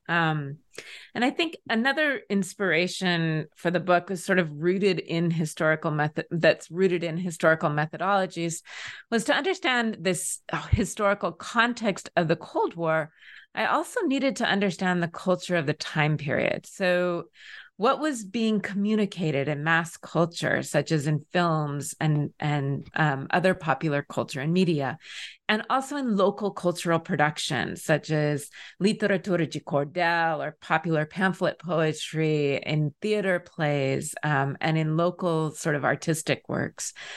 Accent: rural Southern Oregon, United States; moved away; I grew up in rural Oregon, rural Southern Oregon, and I grew up in a town where the major industry was logging

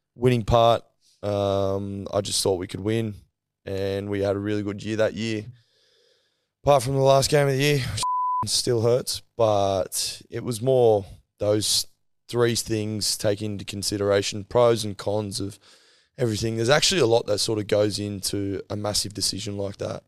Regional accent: Queensland, Australia; being a Queenslander

